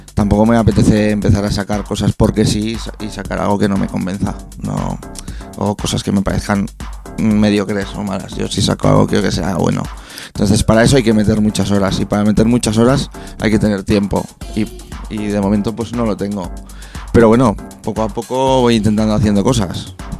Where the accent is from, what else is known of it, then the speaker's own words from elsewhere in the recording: Peñíscola, Valencian Community, Spain; yo soy de Peñíscola